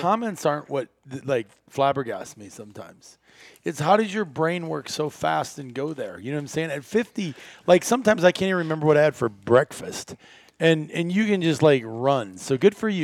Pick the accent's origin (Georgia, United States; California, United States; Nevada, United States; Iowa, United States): Iowa, United States; moved away as an adult; also born or lived in northern Wisconsin; I grew up in Iowa